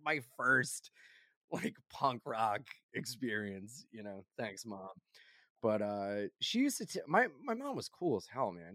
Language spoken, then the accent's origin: English; Wilmington, Delaware, United States; now in New York, United States; I grew up in Wilmington, Delaware